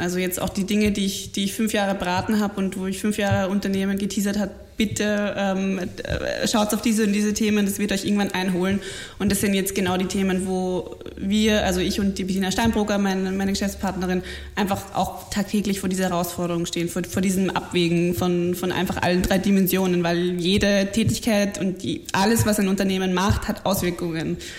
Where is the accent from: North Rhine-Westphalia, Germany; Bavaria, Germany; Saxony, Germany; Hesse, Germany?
Bavaria, Germany; moved away as an adult; also born or lived in Munich; now in Vienna, Austria; ich äh, bin, bin in München geboren und an der Grenze aufgewachsen und bin mittlerweile seit elf Jahren in ja, Wien.